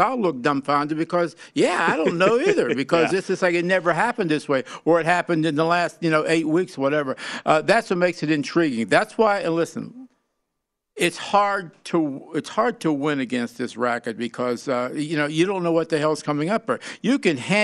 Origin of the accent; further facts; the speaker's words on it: Pittsburgh, Pennsylvania, United States; I'm from Pittsburgh